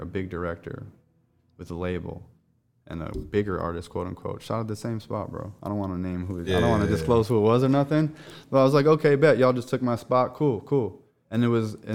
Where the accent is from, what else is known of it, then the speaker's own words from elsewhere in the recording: Chicago, Illinois, United States; moved away as an adult; also born or lived in Hollywood; now in Los Angeles, United States; I was born and raised in Chicago